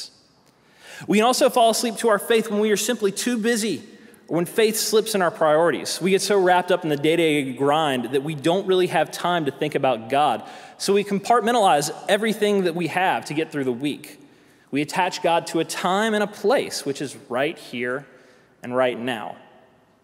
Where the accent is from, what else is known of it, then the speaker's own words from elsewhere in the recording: South Carolina, United States; moved away; also born or lived in Tennessee; I'm from South Carolina